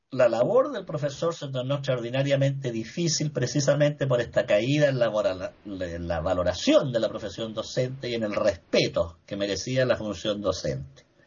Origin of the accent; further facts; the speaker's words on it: Chile; Aquí en Chile